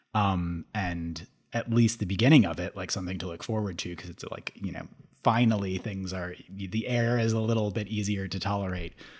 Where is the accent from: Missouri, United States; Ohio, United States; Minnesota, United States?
Minnesota, United States; Minneapolis–Saint Paul; moved away; I grew up in the Twin Cities